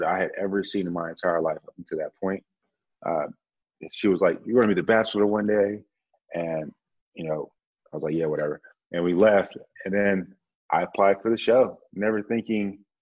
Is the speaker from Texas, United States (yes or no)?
yes; Dallas, Texas, United States; also born or lived in San Antonio, Texas; I'm from Dallas by way of Grand Prairie. So I just say Dallas, Texas